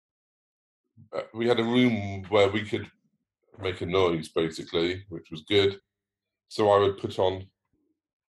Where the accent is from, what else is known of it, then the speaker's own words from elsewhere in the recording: Cardiff, Wales, United Kingdom; I grew up in Cardiff